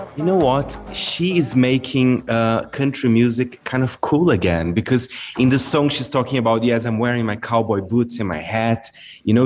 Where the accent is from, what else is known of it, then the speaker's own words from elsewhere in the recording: Brazil; moved away; my home country